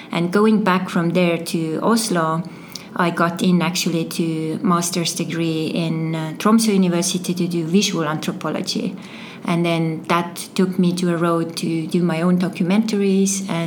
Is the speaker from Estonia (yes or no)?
yes; Türi, Järva County, Estonia; English is a second language; moved away as an adult; also born or lived in Paide; I'm originally from Estonia um, and I was born in Paide and uh, growing up in uh, Turi area.